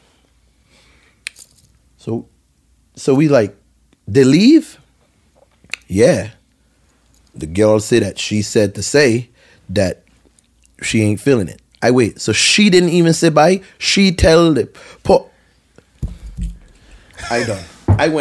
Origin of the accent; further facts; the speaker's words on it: U.S. Virgin Islands; moved away; I'm from St. Thomas